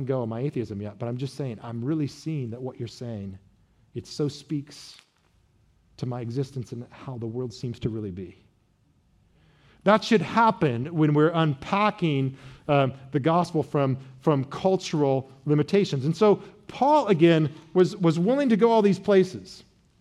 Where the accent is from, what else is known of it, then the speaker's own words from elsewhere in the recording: Midwest, United States; I was from the great Midwest